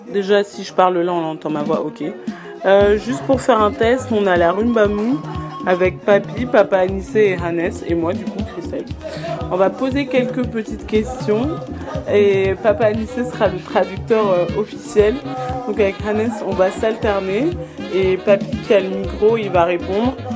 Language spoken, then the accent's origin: French; France; J'ai 22 ans, j'ai grandi en France mais toute ma famille est originaire du Congo-Brazzaville.